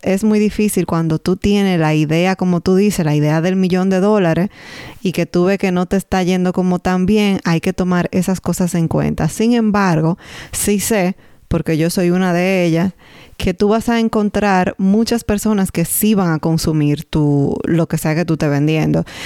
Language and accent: Spanish; Dominican Republic; now in Canada; nosotros como dominicanos